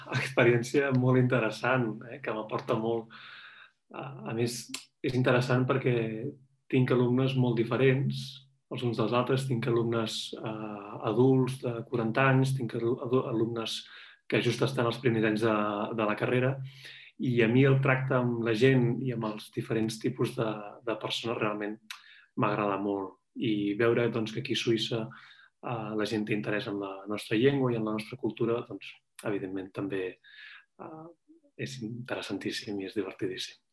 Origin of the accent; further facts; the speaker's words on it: Barcelona, Catalonia, Spain; moved away as an adult; now in Zurich, Switzerland; jo sóc de Barcelona ciutat, he crescut al centre de la ciutat, he viscut tota la vida al centre de la ciutat